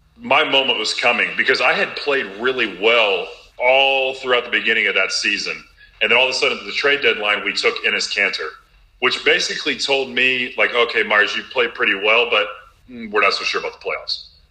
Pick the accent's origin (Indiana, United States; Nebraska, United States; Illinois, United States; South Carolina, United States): Illinois, United States; Robinson; Champaign, Illinois is about two hours north of my hometown in Little Robinson, Illinois.